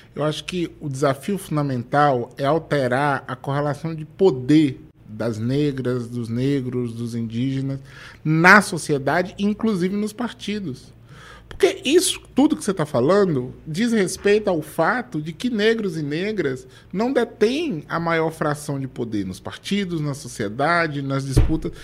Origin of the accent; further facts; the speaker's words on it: Feira de Santana, Bahia, Brazil; Eu sou de Feira de Santana, voto em Feira de Santana.